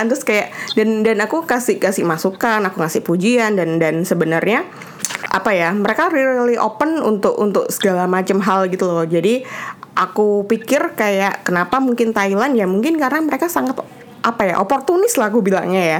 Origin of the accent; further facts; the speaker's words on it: Indonesia; aku bilang juga aku dari Indonesia ya so easy like that gitu